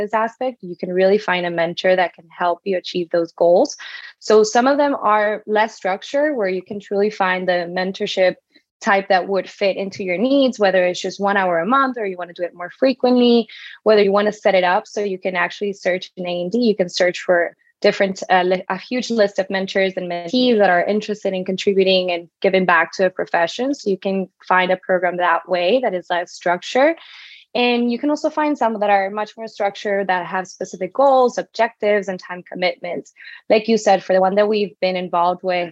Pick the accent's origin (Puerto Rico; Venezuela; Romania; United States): Venezuela; moved away; I'm originally from Venezuela